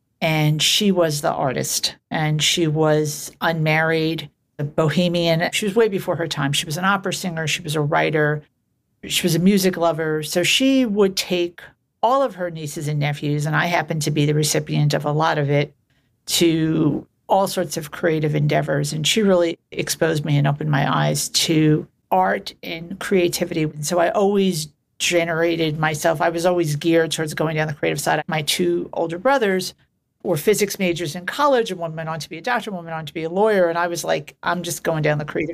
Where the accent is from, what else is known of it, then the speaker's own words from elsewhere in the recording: New York City, New York, United States; I grew up in New York City in Queens in a place called Glendale, which is a little community